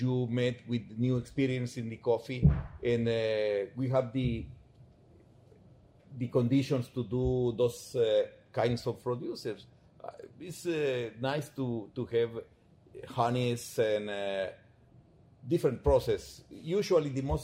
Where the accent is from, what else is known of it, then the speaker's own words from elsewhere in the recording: Palencia, Guatemala Department, Guatemala; we are from Palencia. We are so proud to be in Palencia